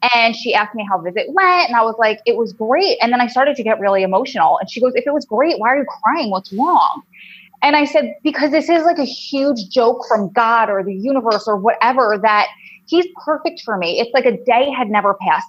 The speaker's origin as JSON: {"language": "English", "area": "originally Long Island", "region": "New Jersey", "country": "United States", "also_born_or_lived": "Wilmington, North Carolina", "accent": "New Jersey drawl", "said": "I'm from New Jersey, and you'll be able to tell from my crazy New Jersey drawl accent that I can't get rid of and I hate. Um, originally, I'm from Long Island"}